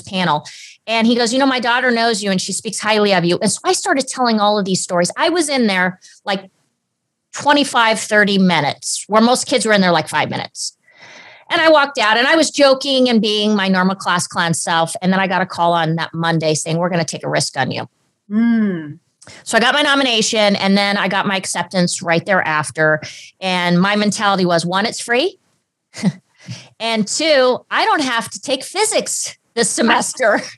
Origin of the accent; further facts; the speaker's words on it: Southern California, United States; also born or lived in Germany; I was born and raised in Southern California